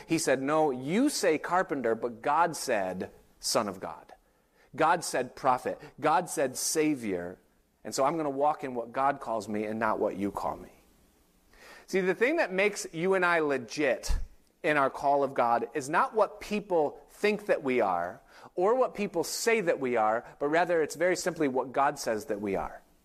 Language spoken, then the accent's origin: English; Hilton, New York, United States; now in Hudson Valley, United States; I grew up in Hilton, New York, which is a suburb of Rochester